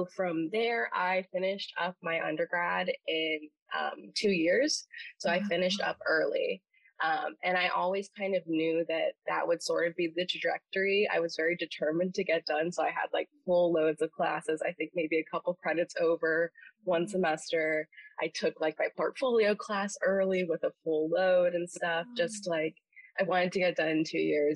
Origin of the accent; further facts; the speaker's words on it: Vero Beach, Florida, United States; moved away as an adult; also born or lived in St. Augustine, Florida; I'm from Vero Beach, Florida